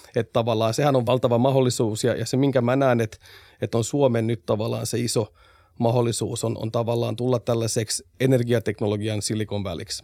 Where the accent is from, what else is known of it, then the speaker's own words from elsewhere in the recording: Vaasa, Ostrobothnia, Finland; meillä on valtavasti hienoja investointeja myös tuolla omalla kotiseudullani. Sen verran mainostan nyt Vaasaa tässä